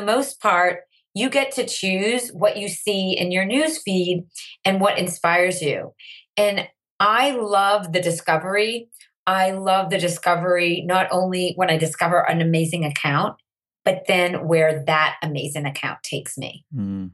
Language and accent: English; Andover, Massachusetts, United States; I grew up in Andover, Massachusetts. It's about 20 miles north of Boston